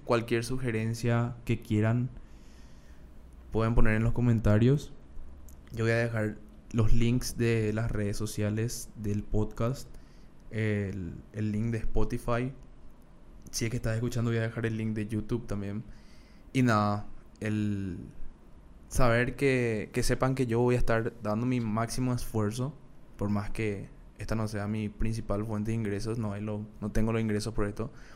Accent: Paraguay; accent: Paraguayan; cómo habla la gente de Paraguay, que yo estoy orgulloso de, cómo hablo

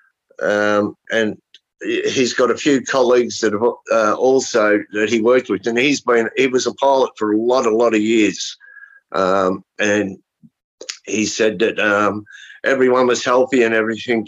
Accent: Australia; I'm from Australia.

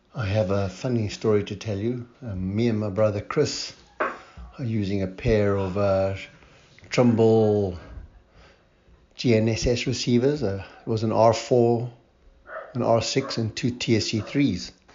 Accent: Cape Town, Western Cape, South Africa; I'm from Cape Town, South Africa

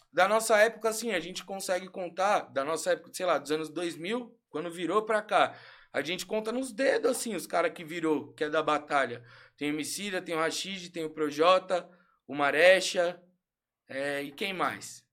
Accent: São Paulo, Brazil; Nascido e criado aqui na Pompeia

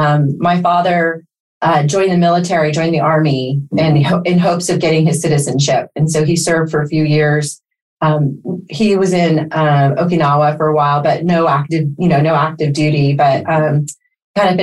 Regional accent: San Francisco, California, United States; first language Spanish; English is a second language; I was born in San Francisco, and I'm the first of our generation, you know, my brothers and sisters, of being first generation USA.

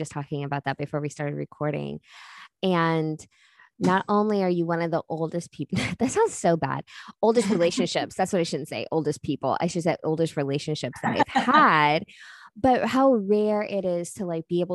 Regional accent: Tulsa, Oklahoma, United States; moved away as an adult; also born or lived in Kansas; now in Dallas, United States; we're from Tulsa, Oklahoma

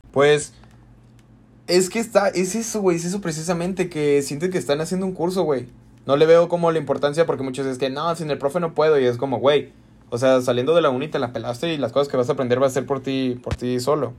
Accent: Guadalajara, Jalisco, Mexico; aquí de donde nosotros somos, la Universidad de Guadalajara

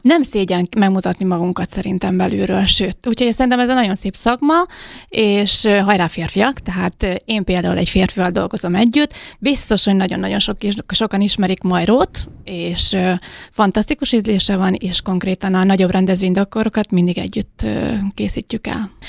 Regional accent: Hungary; moved away as an adult; also born or lived in Mexico City, Mexico; magyar vagyok

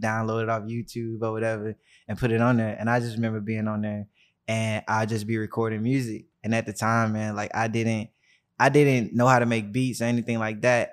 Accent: Birmingham, Alabama, United States; I grew up in Birmingham, Alabama, uh, the deep south

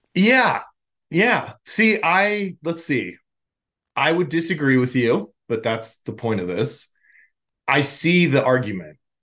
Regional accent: Los Angeles, California, United States; I grew up in, or I'm from Los Angeles

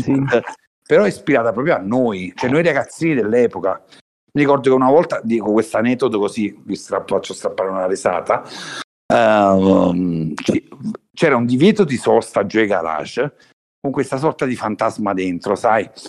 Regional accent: Naples, Campania, Italy; da Napoli

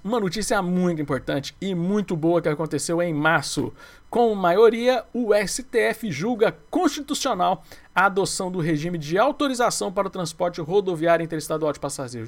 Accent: Goiás, Brazil; como eu sou de Goiás

